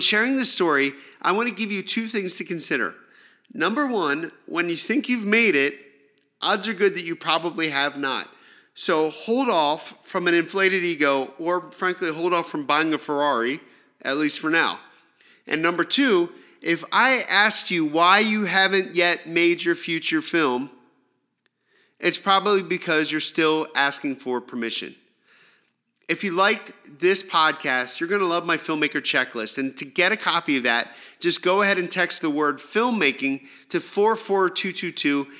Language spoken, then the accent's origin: English; Pennsylvania, United States; moved away as an adult; also born or lived in New York City / Los Angeles; back in my hometown, I took a job selling mobile phones in a local mall. My plan was to save up some money, get out of Pennsylvania